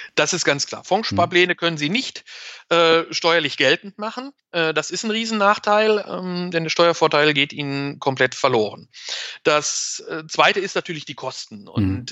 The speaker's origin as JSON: {"language": "German", "country": "Germany", "said": "bei uns in Deutschland"}